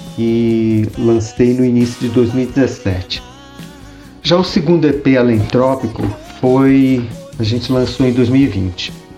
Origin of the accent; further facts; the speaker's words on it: Rio de Janeiro, Brazil; moved away as an adult; also born or lived in Curitiba, Paraná; now in São Paulo, Brazil; no Rio de Janeiro, onde eu nasci